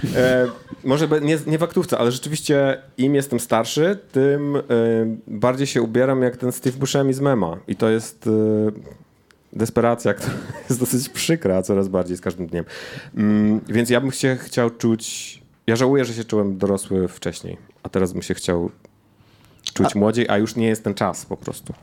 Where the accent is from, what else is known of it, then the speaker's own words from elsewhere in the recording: Jelenia Góra, Lower Silesian Voivodeship, Poland; Ja jestem z Jeleniej Góry